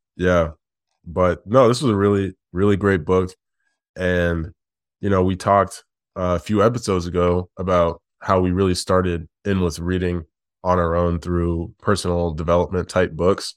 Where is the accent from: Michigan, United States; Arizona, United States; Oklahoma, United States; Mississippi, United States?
Michigan, United States; Detroit; also born or lived in Midwest; now in Chicago, United States; I was born in Detroit and we now live in Chicago. We've spent most of our lives, like, in the Midwest